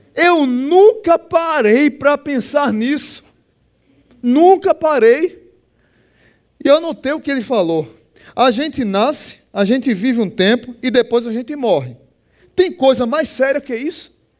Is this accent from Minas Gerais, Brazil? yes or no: no; Pernambuco, Brazil; eu sou pernambucano